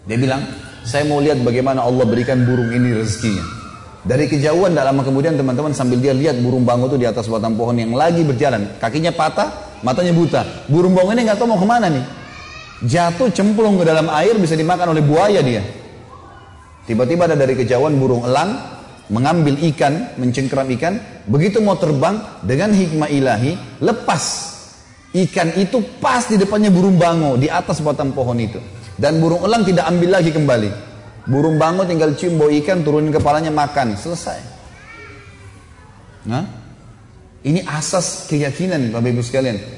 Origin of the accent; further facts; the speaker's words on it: Makassar, South Sulawesi, Indonesia; Ini soalnya saya dari Makassar biasanya bilang mistar dulu waktu kecil.